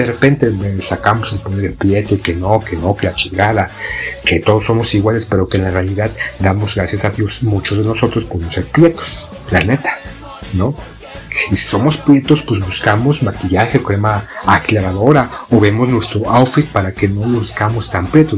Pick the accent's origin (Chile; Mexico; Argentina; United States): Mexico